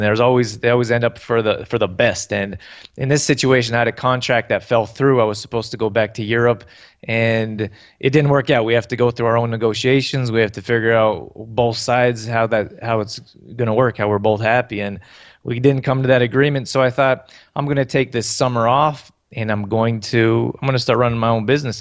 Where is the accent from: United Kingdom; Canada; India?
Canada; I grew up here in Canada